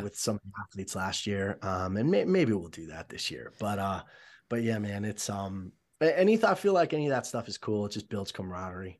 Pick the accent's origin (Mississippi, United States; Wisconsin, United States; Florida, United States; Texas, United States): Florida, United States; Miami; moved away; I was born and raised in Miami